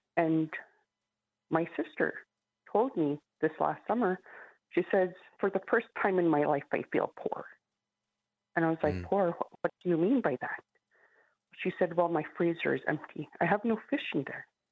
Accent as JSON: {"language": "English", "town": "St. Mary's", "region": "Alaska", "country": "United States", "tie": "born or raised there", "moved": "as an adult", "said": "I grew up in St. Mary's, Lower Yukon River."}